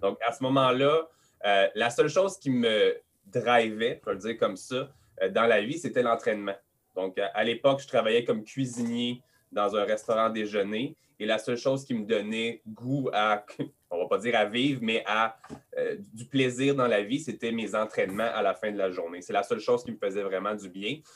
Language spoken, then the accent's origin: French; Montreal, Quebec, Canada; accent: Quebec; je suis québécois, je suis à Montréal, 514 euh, Montréal.